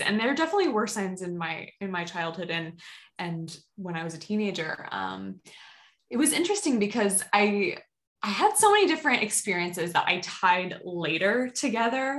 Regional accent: Boston, Massachusetts, United States; also born or lived in Salem, Massachusetts; I grew up like in the Boston area.

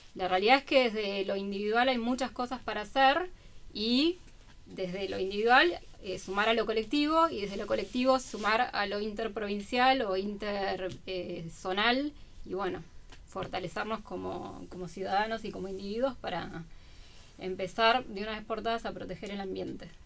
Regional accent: Buenos Aires, Argentina; now in Bahía Blanca, Argentina; no soy de Bahía, soy de Buenos Aires

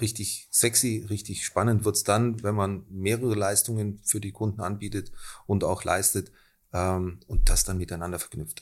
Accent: Germany; moved away as an adult; now in Austria; ich bin nicht aus Österreich, ich bin Deutsch

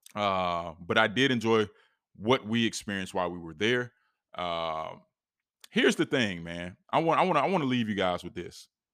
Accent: East Coast, United States; we come from the East Coast, we're visiting

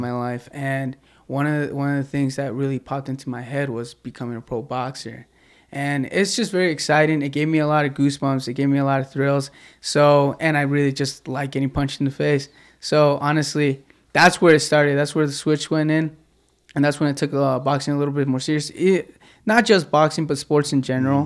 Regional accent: Midway, Utah, United States; I'm originally born and raised in Utah. Uh, I grew up in Midway.

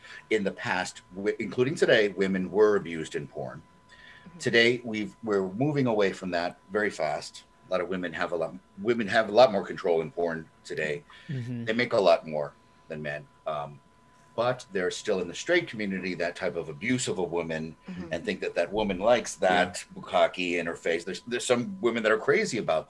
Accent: United States; as an American

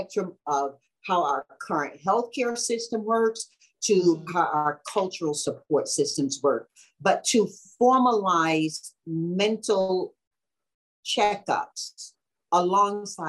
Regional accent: Deep South, United States; I grew up in the Deep South

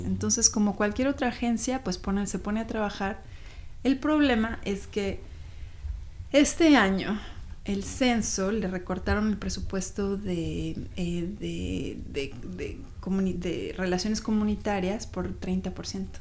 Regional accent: Mexico City, Mexico; moved away as an adult; now in Seattle, United States; Yo soy chilanga, yo nací en la Ciudad de México y vine aquí a Seattle hace 20 años justo

